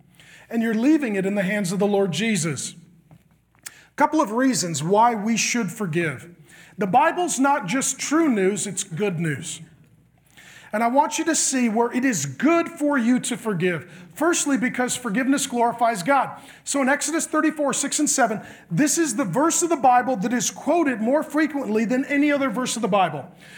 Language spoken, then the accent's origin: English; Ireland; You know, I'm Irish. We have two emotions, angry and asleep.